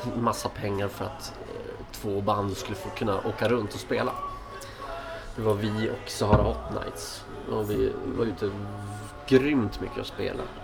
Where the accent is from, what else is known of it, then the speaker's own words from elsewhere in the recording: Skellefteå, Västerbotten County, Sweden; moved away as an adult; also born or lived in Stockholm; now in Skellefteå, Sweden; jag är från Skellefteå och spelade mycket musik när jag var yngre